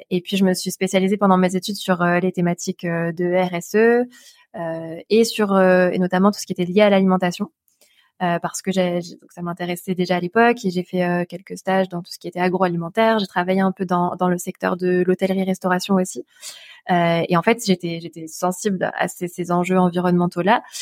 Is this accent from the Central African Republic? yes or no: no; Albi, Occitania, France; born there; now in Montpellier, France; je suis née à Albi, euh, qui, est, qui, donc une jolie ville dans le sud-ouest euh, de la France, à côté de Toulouse, pour ceux qui connaissent pas.